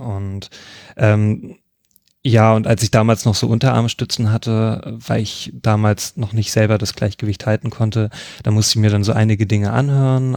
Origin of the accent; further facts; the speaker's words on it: Leipzig, Saxony, Germany; ich komme aus Leipzig